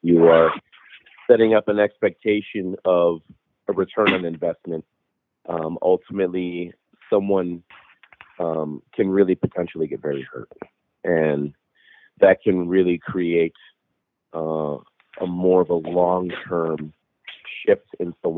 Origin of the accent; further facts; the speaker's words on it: Chicago, Illinois, United States; I was raised in Chicago, half Mexican, half Irish, as a Catholic